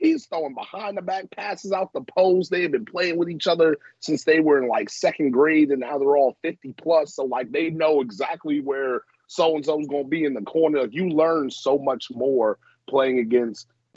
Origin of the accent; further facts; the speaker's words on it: New Jersey, United States; I'm from Jersey